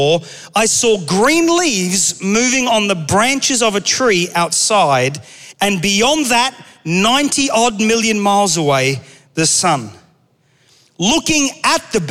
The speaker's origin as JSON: {"language": "English", "country": "Australia", "tie": "born or raised there", "moved": "yes", "said": "I grew up in Australia"}